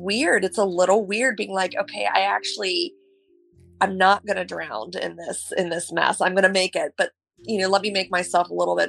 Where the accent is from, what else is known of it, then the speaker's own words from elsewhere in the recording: Ohio, United States; I grew up in Ohio